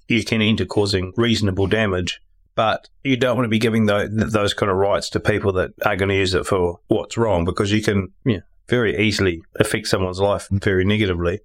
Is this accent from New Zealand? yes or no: yes; Tauranga, Bay of Plenty, New Zealand; also born or lived in Upper Hutt; I was born in Upper Hutt and moved to Tauranga when we were two.